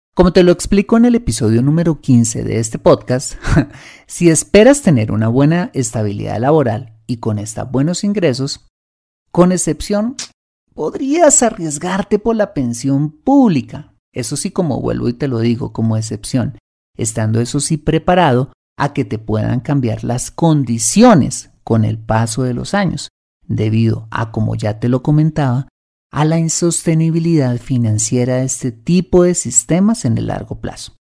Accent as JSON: {"language": "Spanish", "country": "Colombia", "said": "mi país, Colombia"}